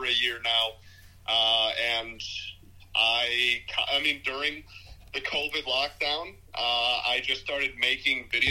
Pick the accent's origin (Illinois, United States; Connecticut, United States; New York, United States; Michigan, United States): Michigan, United States; Detroit; growing up in Metro Detroit